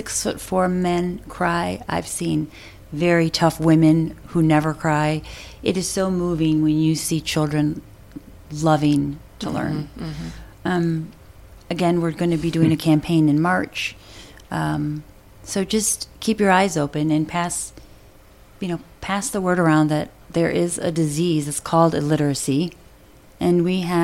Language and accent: English; Milwaukee, Wisconsin, United States; moved away; I grew up in Milwaukee